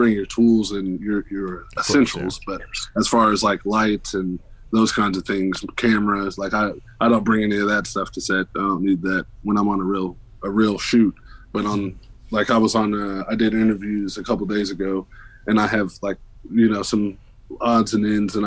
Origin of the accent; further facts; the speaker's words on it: Oklahoma, United States; moved away; I'm originally from Oklahoma